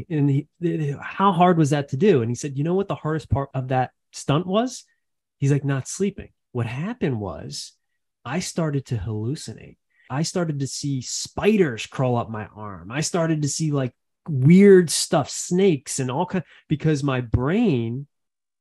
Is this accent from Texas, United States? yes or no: no; Philadelphia, Pennsylvania, United States; I grew up in Philadelphia, in the suburbs of Philadelphia